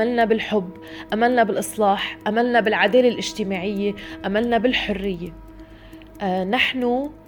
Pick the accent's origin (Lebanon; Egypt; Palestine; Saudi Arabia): Lebanon; انا قطعت املي من لبنان واذا هلا بدي بيع هويتي اذا حدا بيشتري بدي سافر